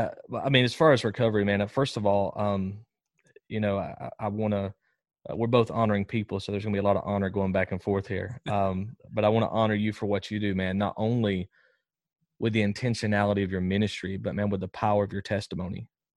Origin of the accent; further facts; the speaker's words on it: Jasper, Alabama, United States; So I grew up in Jasper, Alabama, about 45 minutes northwest of Birmingham.